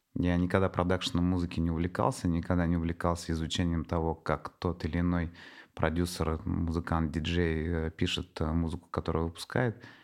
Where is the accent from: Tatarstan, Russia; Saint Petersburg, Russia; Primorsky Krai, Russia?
Tatarstan, Russia; Nizhnekamsk; moved away as an adult; also born or lived in Moscow; моих э, земляков из Татарстана, из Нижнекамска, я родом из Нижнекамска, из Казани